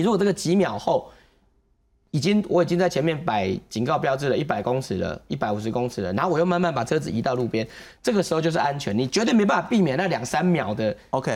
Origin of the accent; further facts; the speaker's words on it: Taiwan; 我们台湾人